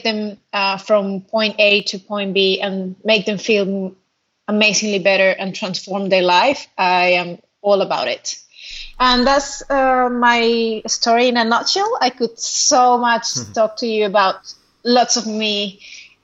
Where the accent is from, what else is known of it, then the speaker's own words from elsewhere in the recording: Venezuela; moved away as an adult; now in Australia; I am originally from Venezuela. And then I moved here 6 years ago to Australia